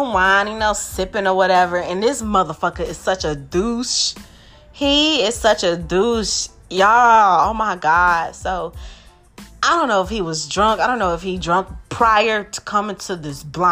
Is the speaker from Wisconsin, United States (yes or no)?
yes; Milwaukee, Wisconsin, United States; I'm from Milwaukee, Wisconsin